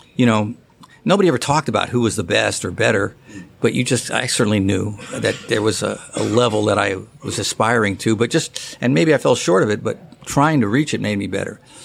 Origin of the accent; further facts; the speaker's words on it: San Francisco, California, United States; I grew up in San Francisco